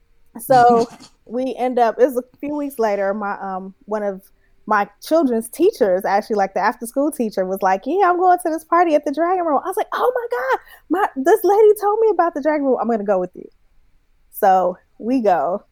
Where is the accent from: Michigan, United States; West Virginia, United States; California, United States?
California, United States; San Francisco; Because, like, I'm from San Francisco, from the Bay, and we go to the gay club all the time, and it's fun, blah, blah, blah.